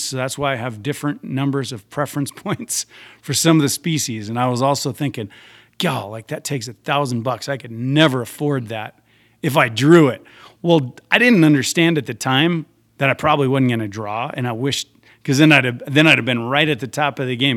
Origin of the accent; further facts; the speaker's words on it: Spearfish, South Dakota, United States; also born or lived in Deadwood, South Dakota; I was born in Deadwood, uh, quite a few years after uh, Wild Bill was there. Um, the hospital was cheaper than the Spearfish Hospital. I grew up in Spearfish.